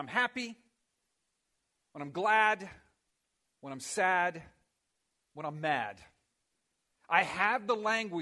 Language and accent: English; Miami, Florida, United States; I grew up in Miami.